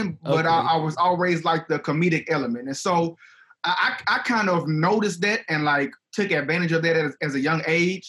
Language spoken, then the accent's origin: English; Baton Rouge, Louisiana, United States; moved away as an adult; now in Lafayette, United States; I'm actually from Baton Rouge.